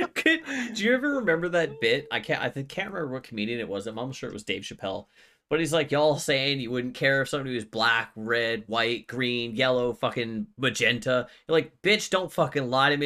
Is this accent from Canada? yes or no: yes; Canada; I'm Canadian